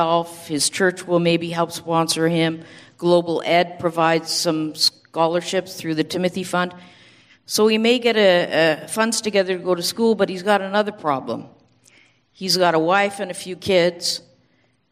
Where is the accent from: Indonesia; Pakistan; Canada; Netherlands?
Canada; moved away as an adult; I'm from Canada.